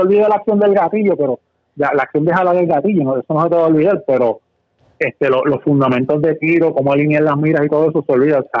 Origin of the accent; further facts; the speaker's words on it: Corozal, Puerto Rico; yo soy original de Corozal